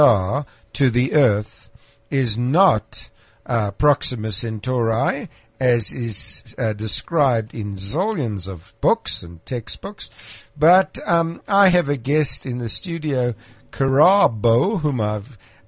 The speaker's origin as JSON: {"language": "English", "town": "Krugersdorp", "region": "Gauteng", "country": "South Africa", "tie": "born or raised there", "said": "I was born in Krugersdorp, which is now Mohali City."}